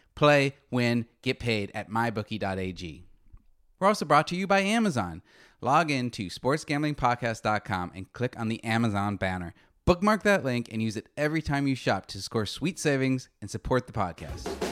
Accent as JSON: {"language": "English", "region": "Arizona", "country": "United States", "moved": "yes", "lives_now": "Los Angeles, United States", "said": "I'm from Arizona, so I'm a chronically frustrated Phoenix Suns fan."}